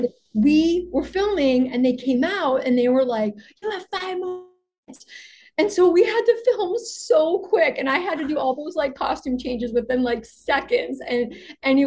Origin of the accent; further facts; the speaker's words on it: Chicago, Illinois, United States; now in Los Angeles, United States; It's where I live, and also I'm from Chicago